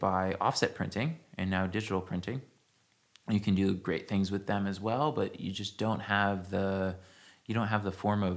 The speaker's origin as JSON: {"language": "English", "region": "New Jersey", "country": "United States", "tie": "born or raised there", "moved": "yes", "lives_now": "San Francisco, United States", "said": "I grew up in New Jersey on the shore, and I didn't really fit into anything happening there"}